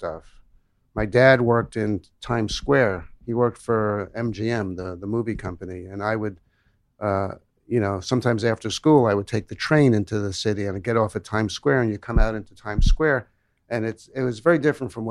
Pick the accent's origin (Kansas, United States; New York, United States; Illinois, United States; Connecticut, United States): New York, United States; New York City; also born or lived in Manhattan; now in Pasadena, United States; I'm born in born here in Manhattan. Lived, grew up in Brooklyn